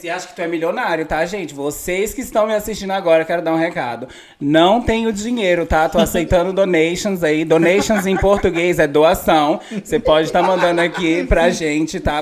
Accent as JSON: {"language": "Portuguese", "town": "São Sebastião", "region": "Federal District", "country": "Brazil", "tie": "born or raised there", "also_born_or_lived": "Sobradinho / Austin, Nova Iguaçu", "moved": "yes", "lives_now": "United States", "said": "Eu sou de Brasília, na verdade eu nasci em Sobradinho, fui criado em, so em, São Sebastião"}